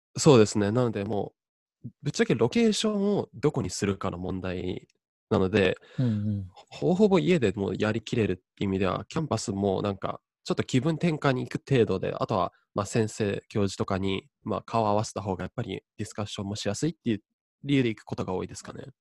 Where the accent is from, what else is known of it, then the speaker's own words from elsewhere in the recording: Japan; moved away as an adult; also born or lived in Oregon, United States; 大学行くまで、高校までですね、えーと日本にいまして